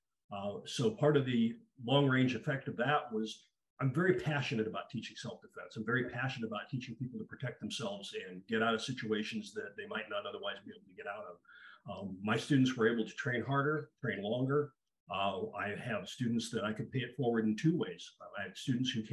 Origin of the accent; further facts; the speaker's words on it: Eastern Idaho, United States; I was born in Eastern Idaho. I'm actually from Spud country